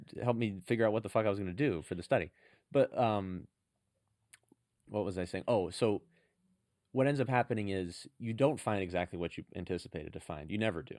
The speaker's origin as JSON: {"language": "English", "town": "San Francisco", "region": "California", "country": "United States", "said": "I'm from San Francisco"}